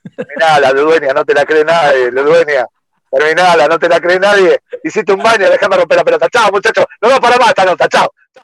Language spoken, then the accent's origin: Spanish; Rosario, Santa Fe, Argentina; yo soy de Rosario, come gato